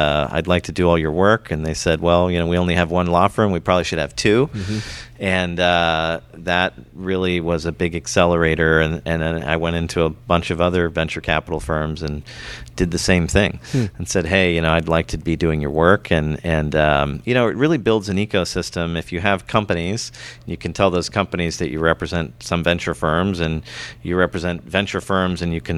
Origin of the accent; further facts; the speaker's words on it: Silicon Valley, California, United States; moved away as an adult; also born or lived in Europe; I'm from the Silicon Valley originally